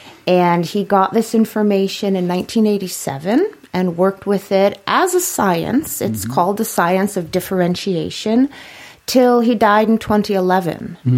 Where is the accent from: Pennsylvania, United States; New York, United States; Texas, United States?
New York, United States; New York City; It's been a long time, but once from New York, always from New York.